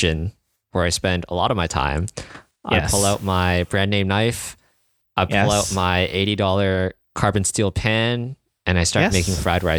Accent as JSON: {"language": "English", "country": "Canada", "said": "as a Canadian"}